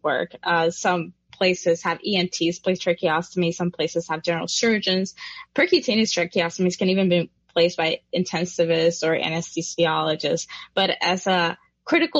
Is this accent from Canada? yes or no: no; Puerto Rico; I come from Puerto Rico